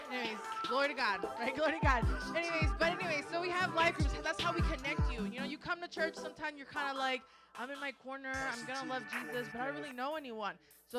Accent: Chicago, Illinois, United States; I'm from Chicago over there, like the Bears.

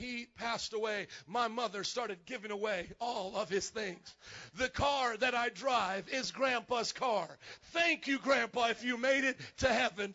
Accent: Fort Wayne, Indiana, United States; moved away as an adult; also born or lived in New Orleans; now in Chicago, United States; I grew up in Fort Wayne, Indiana, where there was nobody Polish

